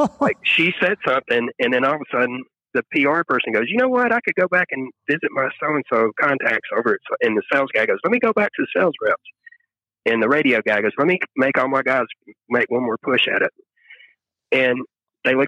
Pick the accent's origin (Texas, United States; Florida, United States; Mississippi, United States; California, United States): Mississippi, United States; the Mississippi Delta, United States; also born or lived in Memphis, Tennessee; now in Nashville, United States; I grew up, I'm from the Delta in Mississippi